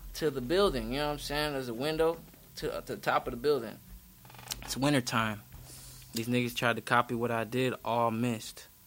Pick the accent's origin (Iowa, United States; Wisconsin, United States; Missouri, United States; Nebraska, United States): Wisconsin, United States; Milwaukee; Milwaukee, born and raised